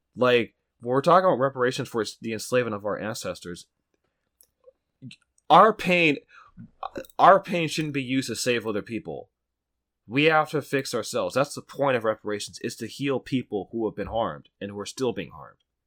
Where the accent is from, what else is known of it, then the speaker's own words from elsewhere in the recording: United States; I'm American, an, an American national, not of volition, but that's just one part of my identity